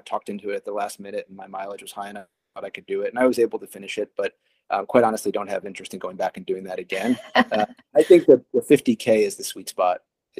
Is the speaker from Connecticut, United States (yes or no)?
yes; Connecticut, United States; also born or lived in Arizona; now in Boston, United States; I'm not originally from Boston. I'm originally from Arizona and spent most of my childhood in Southern New England and Connecticut. But I have been in Boston for my entire medical career.